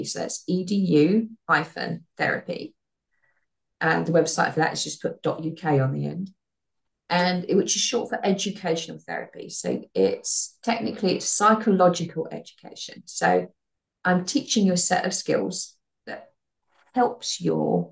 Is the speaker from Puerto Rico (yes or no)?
no; United Kingdom; we're British